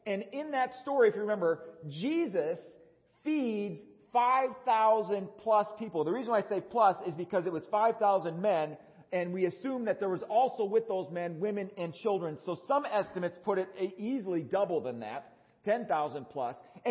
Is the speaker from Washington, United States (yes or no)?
no; Wisconsin, United States; now in Tucson, United States; Growing up in Wisconsin